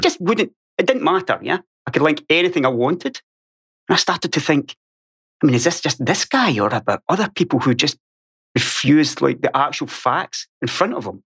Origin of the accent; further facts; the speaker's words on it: Ayrshire, west coast of Scotland, United Kingdom; accent: Scottish; moved away as an adult; now in Sweden; I was born on Ayrshire on the west coast of Scotland